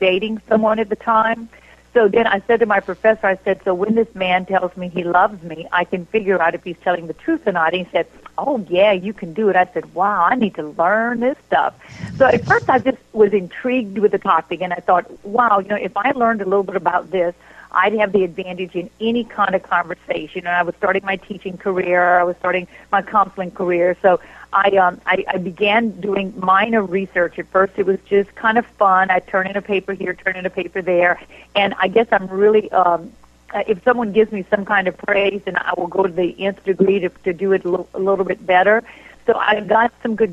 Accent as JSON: {"language": "English", "region": "Louisiana", "country": "United States", "moved": "as an adult", "lives_now": "Houston, United States", "said": "I'm originally from Louisiana and went to college there and then ended up teaching college there and then moving to Houston. I live in Houston now"}